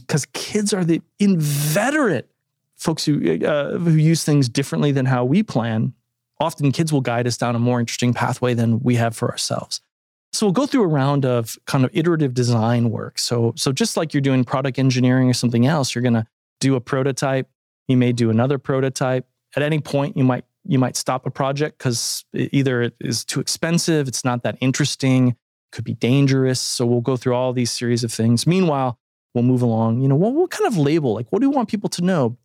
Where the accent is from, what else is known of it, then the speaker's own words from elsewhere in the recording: Toledo, Ohio, United States; moved away; a museum that had just formed in my hometown of Toledo, Ohio